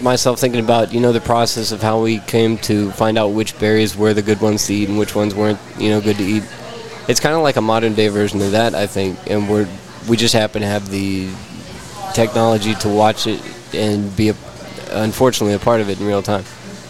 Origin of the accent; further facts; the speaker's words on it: Fort Worth, Texas, United States; Fort Worth, Texas, over by Hewlett.